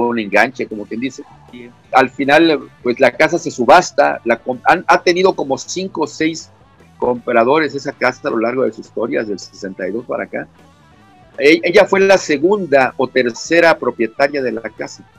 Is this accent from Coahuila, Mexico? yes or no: no; Tapachula, Chiapas, Mexico; moved away; Soy de Tapachula, ahí nací.